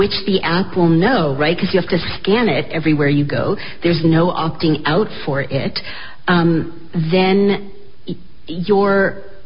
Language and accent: English; United States; I, as an American